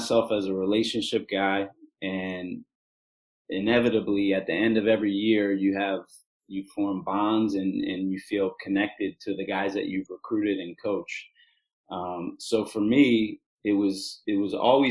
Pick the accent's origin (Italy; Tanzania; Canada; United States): United States; Philadelphia, Pennsylvania; now in Hawaii, United States; growing up in Philadelphia